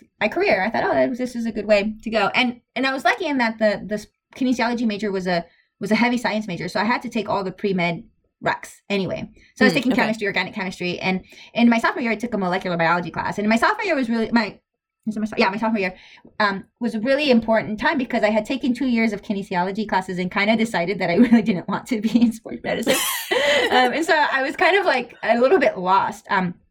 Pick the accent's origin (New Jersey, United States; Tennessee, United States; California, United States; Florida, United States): California, United States; Los Angeles; moved away as an adult; also born or lived in Urbana-Champaign / Boston; now in Stanford, United States; I was born and raised in Los Angeles